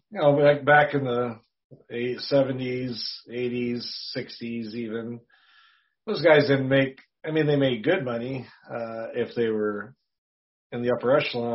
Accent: Wisconsin, United States; my hometown of Wisconsin

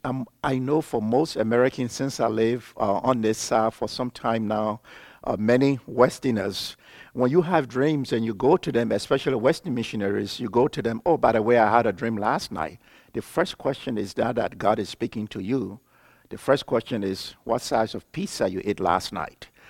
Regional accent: Liberia; I'm from Liberia, West Africa.

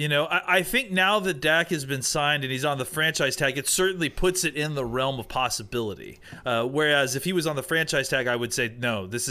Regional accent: Auburn, Alabama, United States; I'm from Auburn, I went to school at Auburn, so I've been aware of him.

